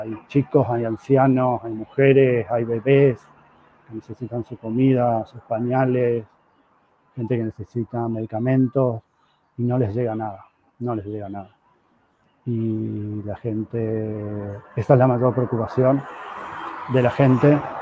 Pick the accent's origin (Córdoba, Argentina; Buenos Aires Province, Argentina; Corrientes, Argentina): Corrientes, Argentina; now in Israel; yo soy correntino